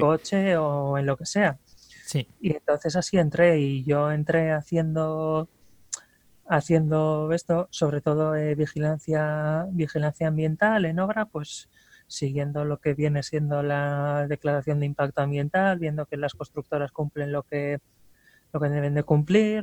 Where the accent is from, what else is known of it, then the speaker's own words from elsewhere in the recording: Ermua, Basque Country, Spain; soy de Erma, vaya, eh, del pueblo más cercano también al, vertedero